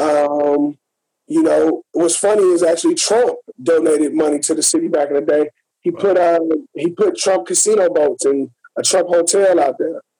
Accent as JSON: {"language": "English", "town": "Gary", "region": "Indiana", "country": "United States", "said": "I'm from Gary. I'm right outside of Chicago."}